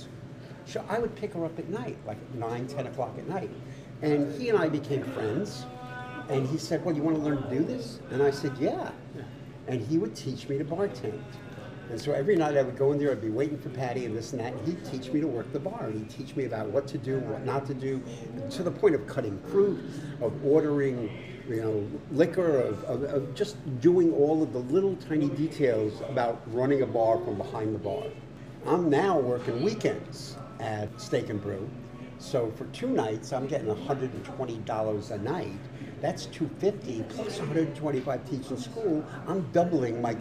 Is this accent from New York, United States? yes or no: yes; Rockville Centre, New York, United States; moved away; I was born in Rockville Center, Oceanside, Long Island, which is a town about 25 miles outside of New York City, on the south shore of Long Island. And I was raised there